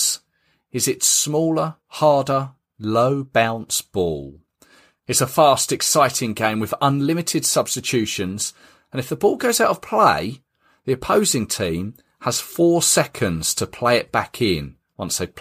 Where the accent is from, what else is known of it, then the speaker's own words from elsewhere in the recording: England, United Kingdom; as an Englishman